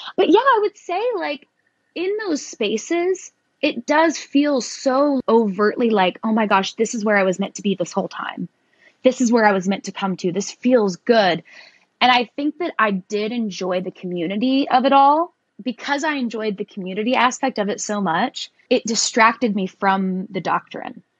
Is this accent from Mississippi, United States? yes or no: no; Tennessee, United States; I was raised in the South. I've lived in Tennessee my entire life